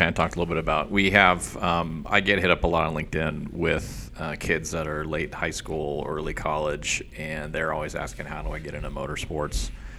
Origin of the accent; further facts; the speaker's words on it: Southern California, United States; I grew up in Southern California. I grew up on drag racing